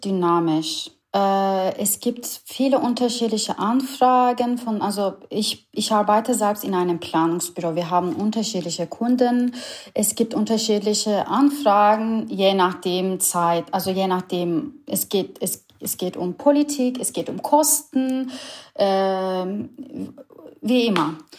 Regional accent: Istanbul, Turkey; German is a second language; moved away as an adult; also born or lived in Berlin, Germany; now in Germany; Ich, ich komme ursprünglich aus Istanbul. Ich bin eine Ur-Istanbulerin

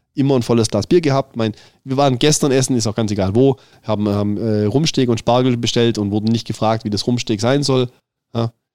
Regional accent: Southern Germany, Germany; Ich, als als Süddeutscher

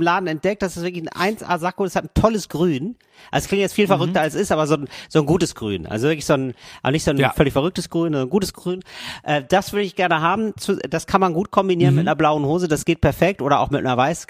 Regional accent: Germany; moved away as an adult; now in Italy; Als Deutscher aufzufallen

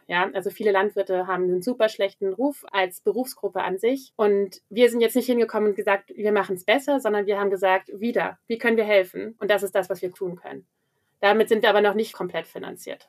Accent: near the Wendland, Gorleben, Lower Saxony, Germany; now in Berlin, Germany; Ich komme aus der Nähe vom Wendland, Gorleben, Anti-Atomkraftbewegung. Das ist sozusagen auch immer etwas, mit dem ich groß geworden bin

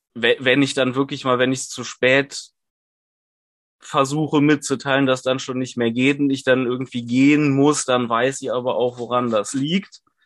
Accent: Cologne, North Rhine-Westphalia, Germany; ich komme aus Köln und studiere dort

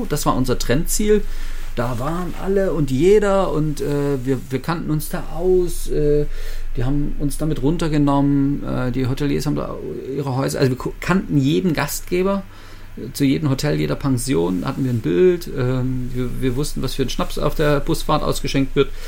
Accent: Leipzig, Saxony, Germany; also meine Heimatstadt Leipzig, 650.000 Einwohner

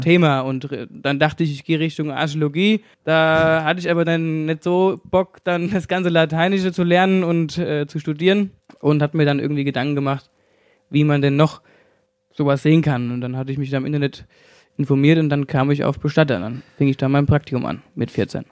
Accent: Hesse, Germany; accent: Hessian; ich rede viel Hessisch

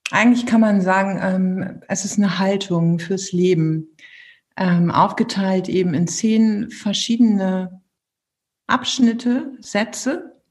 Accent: Bielefeld, North Rhine-Westphalia, Germany; also born or lived in Münster; also ich komme auch gebürtig aus Bielefeld, das muss ich dazu sagen, in äh, Münster gemacht. Das ist einfach eine wunderbare Stadt, da bin ich hängen geblieben und habe dort studiert.

